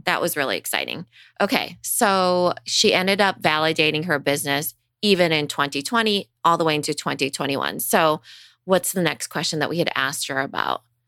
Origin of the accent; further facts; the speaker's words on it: Storm Lake, Iowa, United States; I grew up in Storm Lake, Iowa. It's a town of ten thousand people